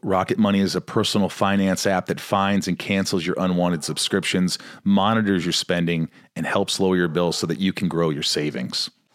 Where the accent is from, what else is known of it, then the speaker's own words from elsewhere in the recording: Evansville, Indiana, United States; now in Hollywood Hills, United States; I grew up in Evansville, Indiana.